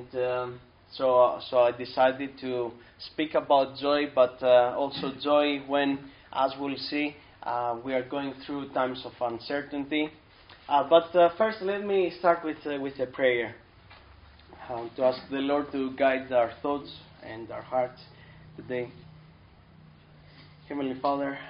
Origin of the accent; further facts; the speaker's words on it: Athens, Attica, Greece; moved away as an adult; now in United States; I was born and raised in Athens, Greece